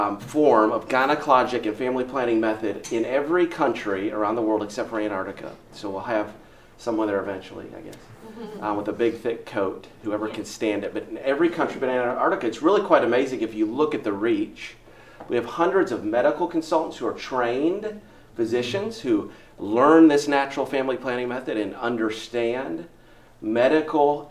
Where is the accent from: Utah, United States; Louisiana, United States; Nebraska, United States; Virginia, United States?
Nebraska, United States; Omaha; now in Houston, United States; So I grew up in Omaha, literally grew up licking envelopes at the Institute